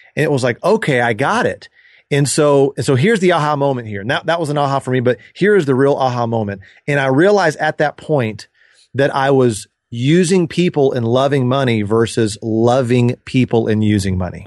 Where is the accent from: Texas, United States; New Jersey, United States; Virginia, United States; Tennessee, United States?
Texas, United States; Dallas; I grew up in Dallas and with my sister.